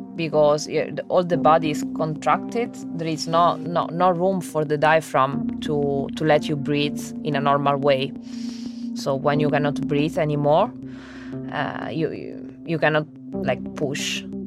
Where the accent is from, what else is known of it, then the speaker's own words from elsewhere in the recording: Rome, Lazio, Italy; English is a second language; moved away as an adult; also born or lived in Oxford, England; I was born in Rome